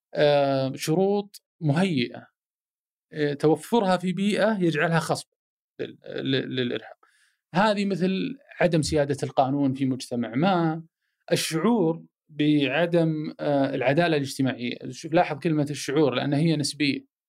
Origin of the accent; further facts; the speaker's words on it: Saudi Arabia; انا سعودي، عربي، مسلم، هلالي، نصراوي